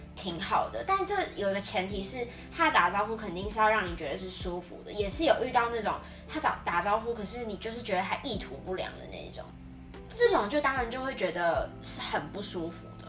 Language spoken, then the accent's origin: Chinese; Taiwan; now in Philippines; 对于我们台湾人来说